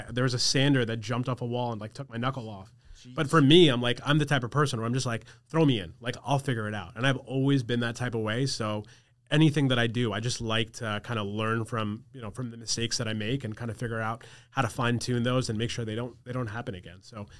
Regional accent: New York, United States; my parents didn't want me to go away because I grew up on Long Island.

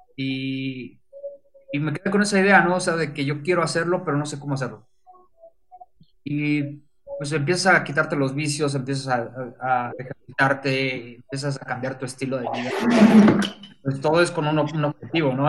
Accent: Mexico; now in Puebla, Mexico; soy fotógrafo de México, paisaje, estoy basado aquí en Puebla

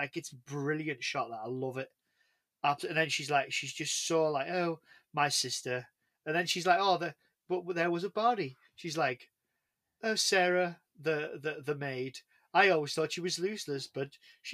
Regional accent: England, United Kingdom; I'm English.

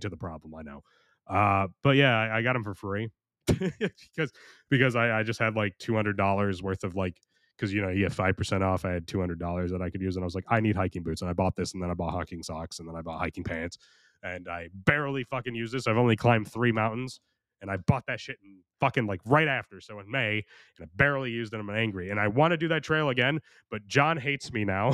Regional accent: United States; I'm American

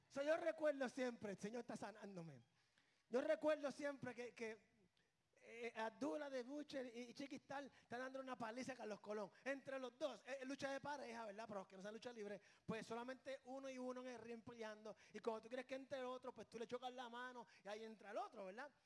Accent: Puerto Rico; born or raised there

